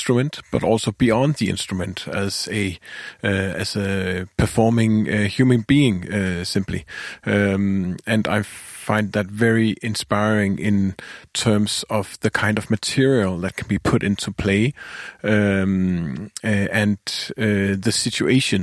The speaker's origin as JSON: {"language": "English", "country": "Denmark", "said": "I'm a composer from Denmark."}